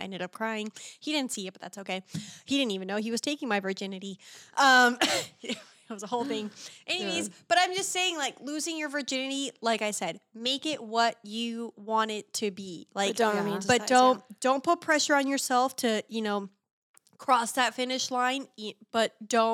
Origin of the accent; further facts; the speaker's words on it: Texas, United States; I grew up in Texas